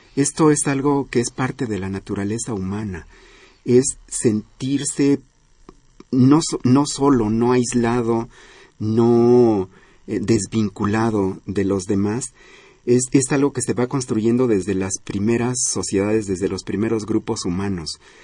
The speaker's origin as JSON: {"language": "Spanish", "country": "Mexico", "said": "orgullo de ser mexicanos"}